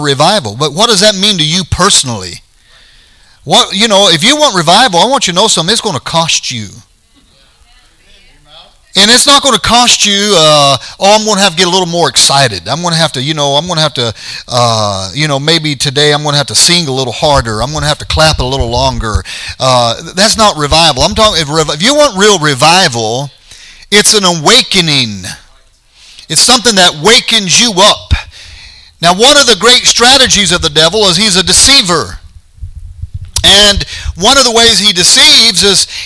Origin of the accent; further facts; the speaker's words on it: Colorado, United States; moved away; we're from Colorado